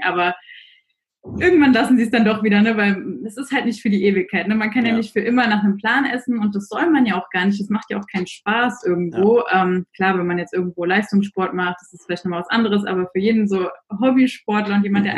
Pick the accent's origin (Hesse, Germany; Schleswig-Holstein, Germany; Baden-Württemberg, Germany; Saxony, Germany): Hesse, Germany; near Frankfurt; moved away as an adult; now in Amsterdam, Netherlands; ich komme genau aus der Nähe von Frankfurt eigentlich ursprünglich, wohne aber seit diesem Jahr in Amsterdam